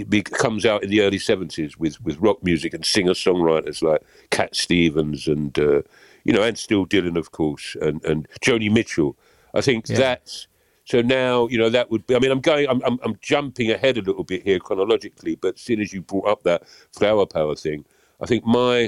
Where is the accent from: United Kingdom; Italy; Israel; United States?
United Kingdom; London; I grew up in Camberwell and Peckham